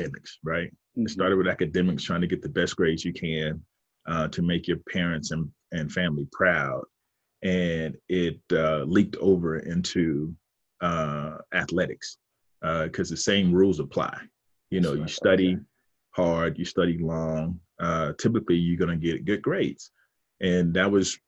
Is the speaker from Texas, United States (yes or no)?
no; Fort Pierce, Florida, United States; moved away as an adult; also born or lived in Miami, Florida; now in Atlanta, United States; growing up in Fort Pierce, Florida, where I'm from, is still considered South Florida